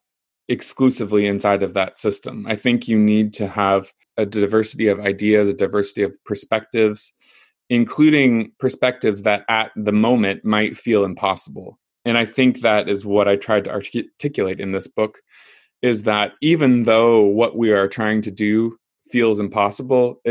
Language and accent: English; Kansas, United States; I grew up in Kansas in the middle of the United States in a small town